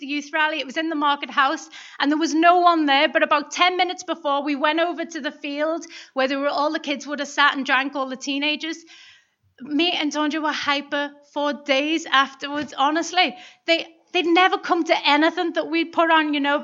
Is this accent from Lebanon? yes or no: no; Liverpool, North West England, United Kingdom; moved away; I'm from Liverpool, and any time we would drive through the Mersey Tunnel, when you were kids